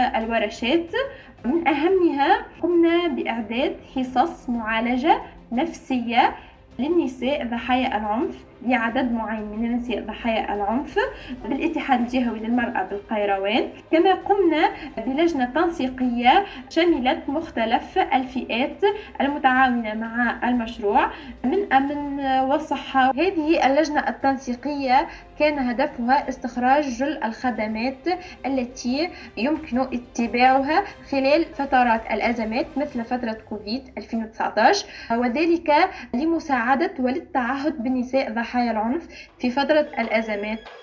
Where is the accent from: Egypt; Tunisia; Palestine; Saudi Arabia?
Tunisia; من تونس